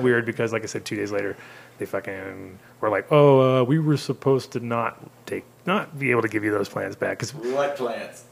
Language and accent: English; United States; moved away as an adult; also born or lived in Amsterdam; as an American